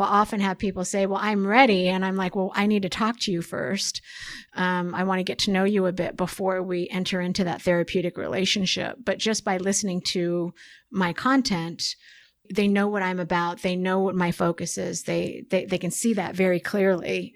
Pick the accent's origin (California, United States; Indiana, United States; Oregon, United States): Oregon, United States; I'm from Oregon, so it's very beautiful uh, in Oregon